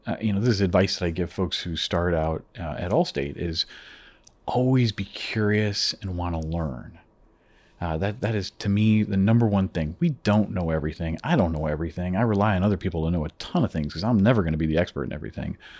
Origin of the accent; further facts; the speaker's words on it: Chicago, Illinois, United States; moved away as an adult; now in Toronto, Canada; originally, I'm from the Chicago area, actually, uh, from down in the States. And uh, my family and I moved here about eight years ago uh, to Toronto